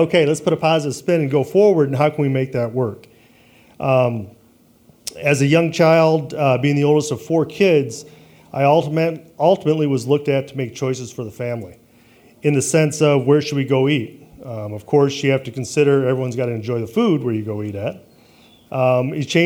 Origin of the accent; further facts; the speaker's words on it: Traverse City, Michigan, United States; moved away as an adult; also born or lived in Detroit / Long Island / Texas; growing up in Traverse City